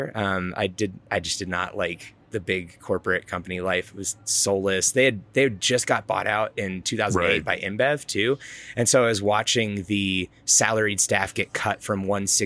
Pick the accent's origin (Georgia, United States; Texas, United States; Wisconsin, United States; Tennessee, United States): Georgia, United States; now in Colorado, United States; I grew up in Georgia